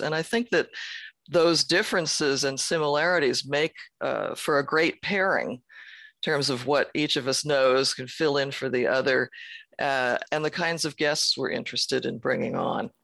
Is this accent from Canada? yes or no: no; San Francisco, California, United States; I was born in San Francisco